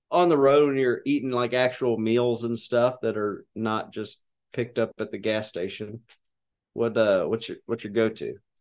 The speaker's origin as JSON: {"language": "English", "region": "Arkansas", "country": "United States", "said": "I'm from Arkansas"}